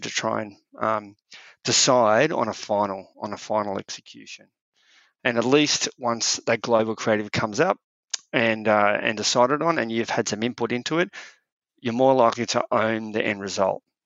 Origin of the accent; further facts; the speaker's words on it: Australia; we've always fought hard to not be British, where we're Australian